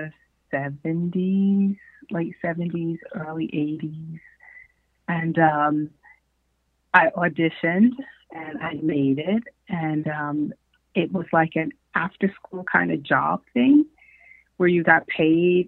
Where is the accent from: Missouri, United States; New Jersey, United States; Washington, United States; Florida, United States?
New Jersey, United States; Newark; also born or lived in Detroit, Michigan; I am originally from Newark, New Jersey. From Newark, and I split, let's say, high school, my school years between New Jersey and Detroit, Michigan